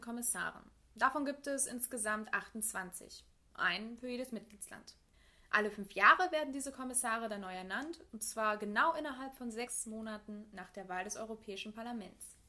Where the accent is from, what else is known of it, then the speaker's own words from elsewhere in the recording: Münsterland, North Rhine-Westphalia, Germany; also born or lived in England; ich fühle mich als Deutsche, ich fühle mich als als Münsterländerin, als Westfälin.